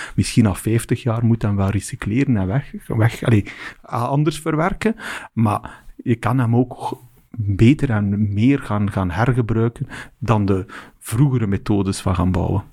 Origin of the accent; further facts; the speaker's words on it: West Flanders, Belgium; ik kom van West-Vlaanderen